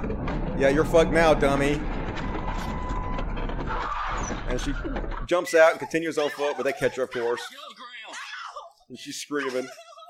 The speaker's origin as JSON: {"language": "English", "region": "Mississippi", "country": "United States", "said": "I'm from Mississippi, dude. I am where I came from."}